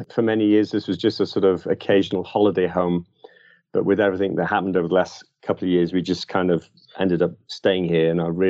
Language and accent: English; Liverpool, North West England, United Kingdom; So basically, I'm from originally from Liverpool, although you'll struggle to find much of that in my accent today.